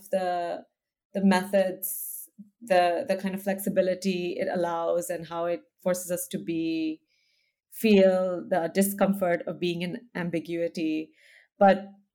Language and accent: English; India; also born or lived in United States; now in Amsterdam, Netherlands; I grew up in India. I'm from India. I live now in Amsterdam